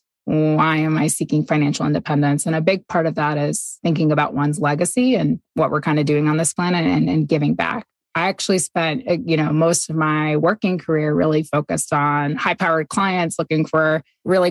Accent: New York, United States; moved away as an adult; also born or lived in Boston / Singapore; now in Ogden, United States; I'm originally from New York State and have lived in Boston, Singapore

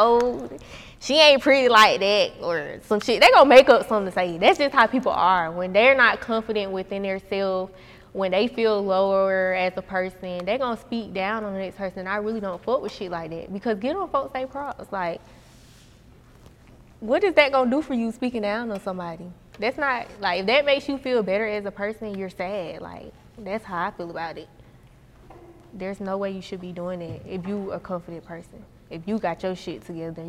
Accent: Atlanta, Georgia, United States; I was raised on the South Side.

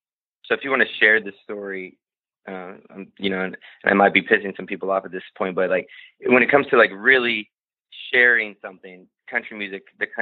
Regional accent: United States; I speak Spanish and I go to Norway, but at the core of it, I'm an American guy and I love it here.

